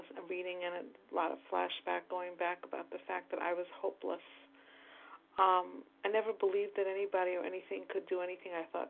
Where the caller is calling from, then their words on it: New York, United States; from New York.